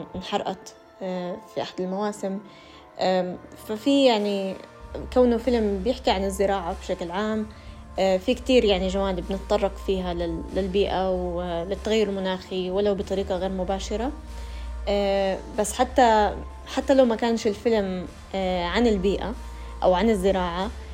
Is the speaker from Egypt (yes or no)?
no; Jordan; عندنا في الأردن